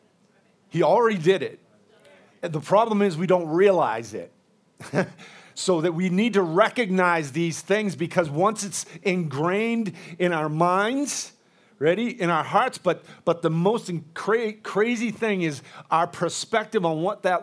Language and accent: English; United States; I'm an American. But I'm mostly Irish, Scottish, and all those other islands over there